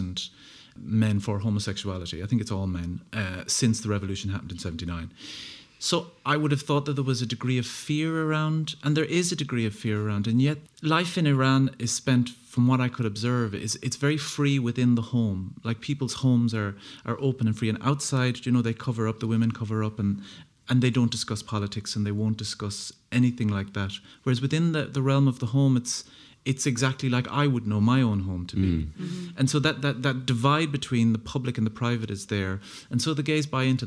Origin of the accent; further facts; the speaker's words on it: Ennis, Munster, Ireland; I'm from Ennis